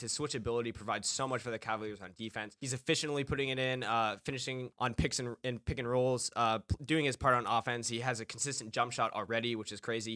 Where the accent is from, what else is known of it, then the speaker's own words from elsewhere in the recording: Los Angeles, California, United States; I'm from Los Angeles